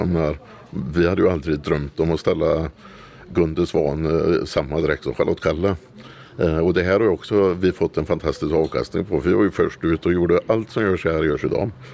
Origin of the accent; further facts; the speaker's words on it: Dingle, Västra Götaland, Sweden; now in Kosta, Sweden; Sen har vi ju en stor, väldigt stor verksamhet i porten där jag är född också. I Dingle i Bohuslän